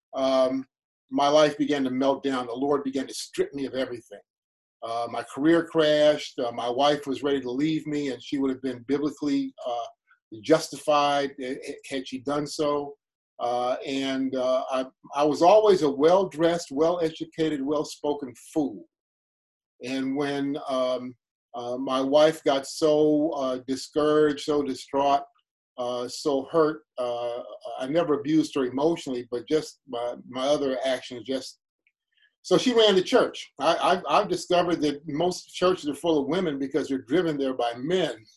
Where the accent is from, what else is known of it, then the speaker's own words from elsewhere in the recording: Cleveland, Ohio, United States; also born or lived in Chicago; I grew up on 80th and Cedar, 80th off of Cedar in what's now called Fairfax.